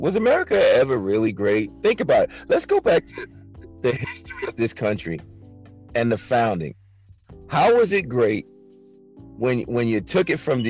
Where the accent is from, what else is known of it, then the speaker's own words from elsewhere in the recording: New York City, New York, United States; I was born in Brooklyn.